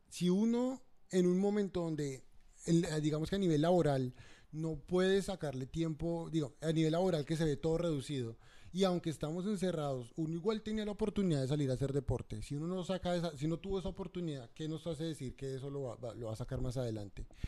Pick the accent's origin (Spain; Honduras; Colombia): Colombia; now in Australia; somos colombianos